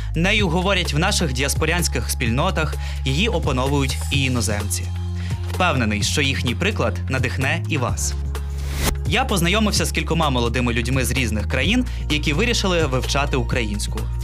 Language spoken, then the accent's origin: Ukrainian; Ohio, United States; Ukrainian is a second language; moved away as an adult; also born or lived in Ukraine; зі штату Огайо в США